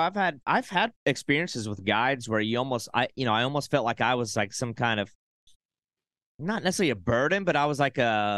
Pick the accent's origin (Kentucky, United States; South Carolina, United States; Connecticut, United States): South Carolina, United States; born there; also born or lived in Arkansas / Oklahoma / Texas; now in Florida, United States; I'm a Florida transplant. I was born in South Carolina, lived in Arkansas, Oklahoma, Texas, all mm-hmm. over the place.